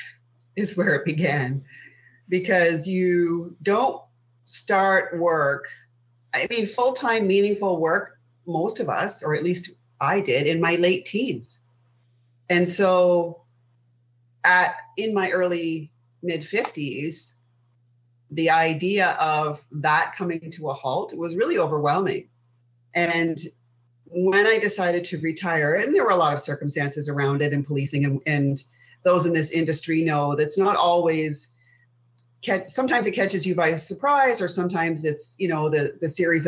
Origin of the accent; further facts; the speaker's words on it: Sault Ste. Marie, Ontario, Canada; I live in a small city called Sault Ste. Marie, which is in the center of the Great Lakes on the U.S. border. I was born and raised here